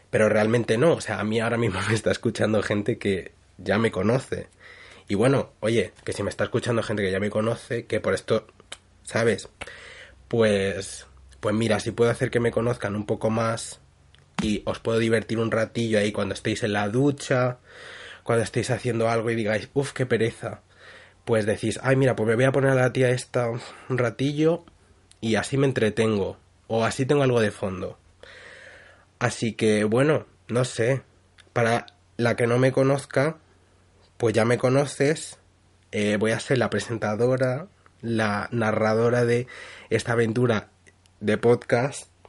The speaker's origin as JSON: {"language": "Spanish", "town": "Madrid", "region": "Community of Madrid", "country": "Spain", "tie": "born there", "said": "Vale, yo nací en Madrid, la capital de España, pero es que viví allí muy poco y luego me he ido como moviendo de un sitio a otro."}